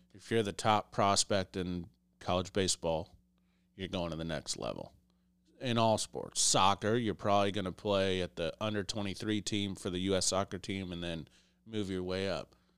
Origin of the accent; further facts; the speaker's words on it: Iowa, United States; I was born in Iowa